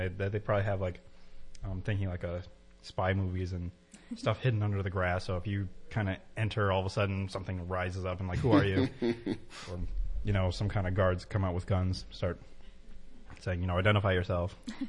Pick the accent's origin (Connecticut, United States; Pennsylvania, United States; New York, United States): Connecticut, United States; No. Well, I live in Massachusetts, but I'm from Connecticut. I'm originally from Connecticut.